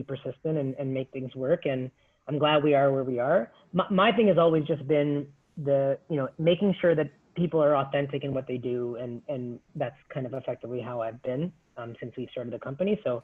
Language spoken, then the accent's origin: English; Toronto, Ontario, Canada; I grew up in Scarborough, being, you know, born and raised in Toronto, went to school here